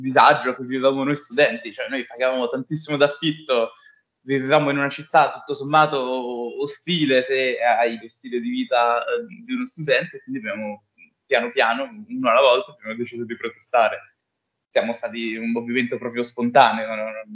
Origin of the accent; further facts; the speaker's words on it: Bologna, Emilia-Romagna, Italy; now in Milan, Italy; anch'io, tra l'altro, sono di Bologna, venuto a Milano